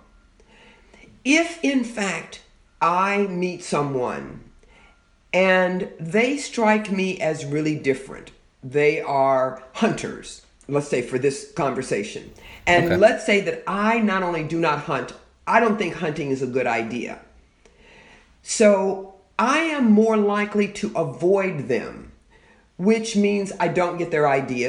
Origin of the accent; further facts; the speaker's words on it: Louisville, Kentucky, United States; moved away as an adult; also born or lived in Fort Wayne, Indiana; I grew up in Louisville, Kentucky, so it was reasonably close to where I grew up